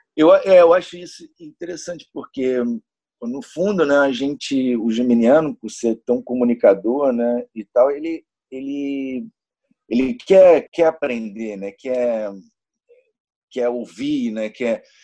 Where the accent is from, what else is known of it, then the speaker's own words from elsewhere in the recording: Niterói, Rio de Janeiro, Brazil; nasci em Niterói, no Rio de Janeiro, sou de Nikit City